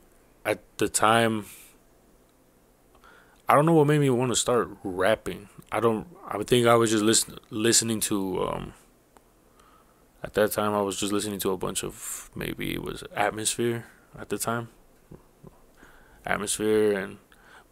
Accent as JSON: {"language": "English", "area": "Orange County", "region": "California", "country": "United States", "tie": "born or raised there", "said": "growing up in Orange County"}